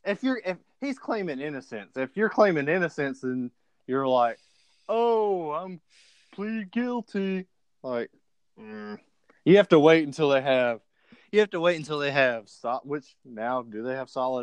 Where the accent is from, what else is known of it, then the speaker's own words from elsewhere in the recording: Alabama, United States; from Alabama.